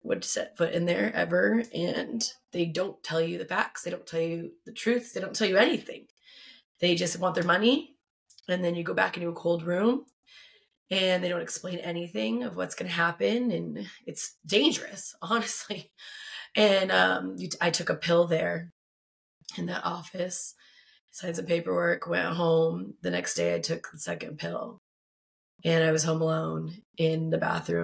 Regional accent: Tucson, Arizona, United States; I've been born and raised in Tucson, Arizona

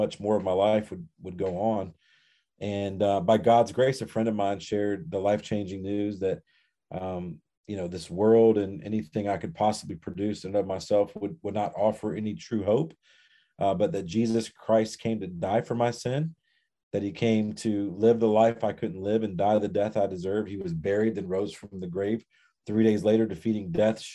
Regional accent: the South, United States; I grew up in the South

